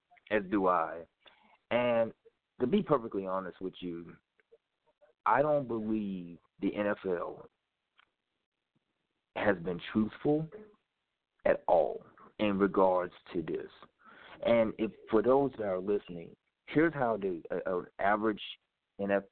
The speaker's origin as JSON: {"language": "English", "town": "Memphis", "region": "Tennessee", "country": "United States", "said": "I'm from Memphis"}